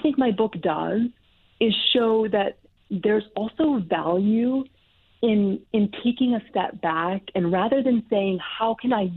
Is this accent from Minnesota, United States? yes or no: no; Montana, United States; moved away as an adult; So I'm from Montana. I'm born and raised in Montana